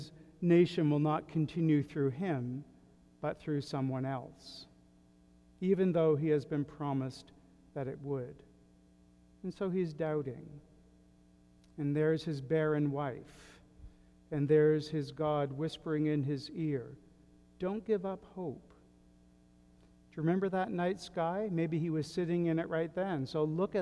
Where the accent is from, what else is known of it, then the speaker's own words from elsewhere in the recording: southwestern tip of Nova Scotia, Canada; My hometown on the southwestern tip of Nova Scotia is a fairly insignificant place now